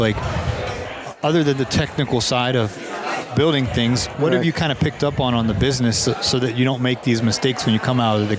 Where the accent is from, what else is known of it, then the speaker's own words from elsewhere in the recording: Georgia, United States; Yeah, I'm from Georgia too, man.